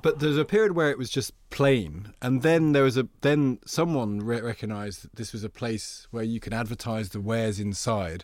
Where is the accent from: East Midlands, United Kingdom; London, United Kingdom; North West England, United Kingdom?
East Midlands, United Kingdom; Loughborough; the record shop when I was growing up in Loughborough